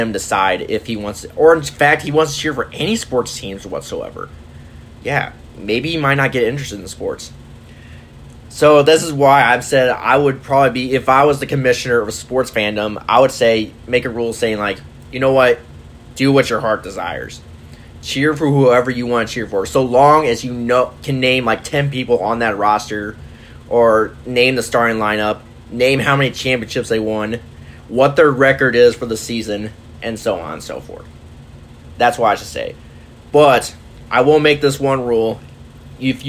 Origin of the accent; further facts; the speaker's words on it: Normal, Illinois, United States; I was actually born in Normal, Illinois